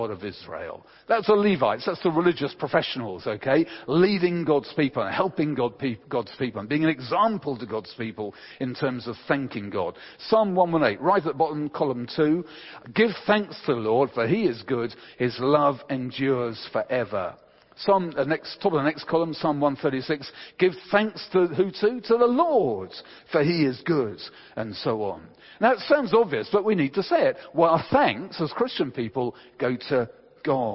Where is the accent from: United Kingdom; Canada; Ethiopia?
United Kingdom; England; we're English